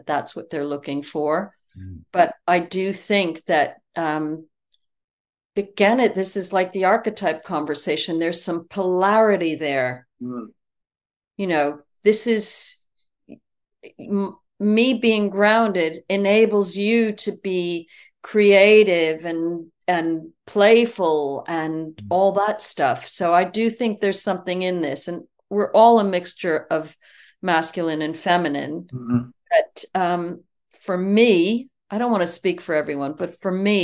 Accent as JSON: {"language": "English", "country": "United States", "moved": "yes", "said": "I'm American"}